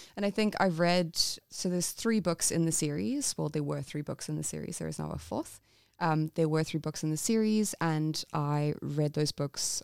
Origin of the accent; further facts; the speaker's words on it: England, United Kingdom; I'm English.